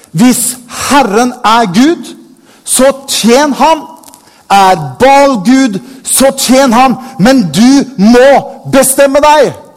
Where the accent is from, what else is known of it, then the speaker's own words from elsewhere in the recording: Bergen, Vestland, Norway; jeg er født i Bergen.